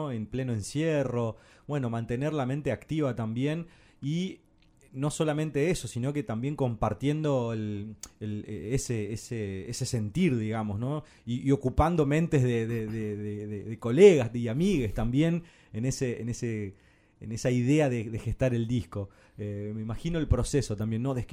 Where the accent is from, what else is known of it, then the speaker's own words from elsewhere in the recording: Corrientes, Argentina; now in Buenos Aires, Argentina; soy correntino.